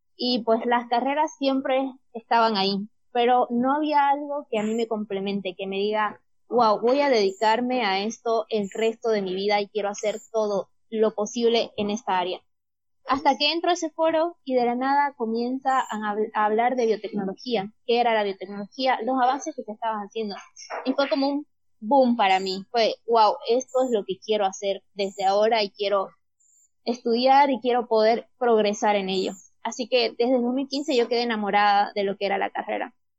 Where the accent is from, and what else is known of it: Bolivia